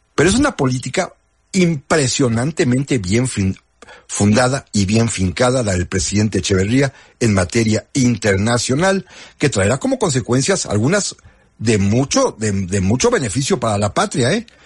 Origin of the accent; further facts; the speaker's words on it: Mexico; lo que somos los mexicanos